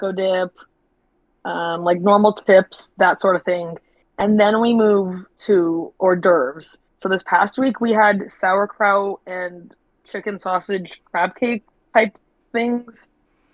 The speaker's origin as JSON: {"language": "English", "town": "Fresno", "region": "California", "country": "United States", "tie": "born or raised there", "said": "I've lived in Fresno my whole life"}